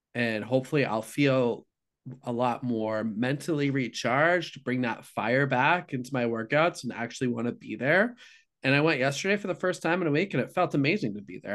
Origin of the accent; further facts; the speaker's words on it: Midwest, United States; I'm from the Midwest